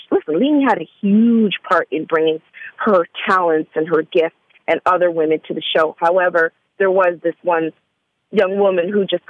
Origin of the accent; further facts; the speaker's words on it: Canada; now in Atlanta, United States; let me say full disclosure, I am from Canada, and I had only been in Atlanta for about, I'd say almost a full year, fully.